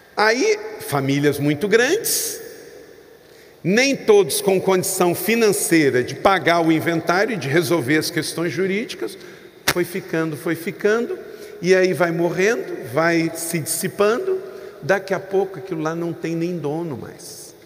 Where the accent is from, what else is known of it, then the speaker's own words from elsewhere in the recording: Rio de Janeiro, Brazil; eu sou natural do estado do Rio de Janeiro